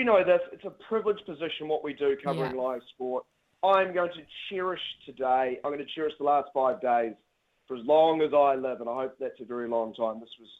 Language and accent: English; New Zealand; We might be little old New Zealand at the bottom of the world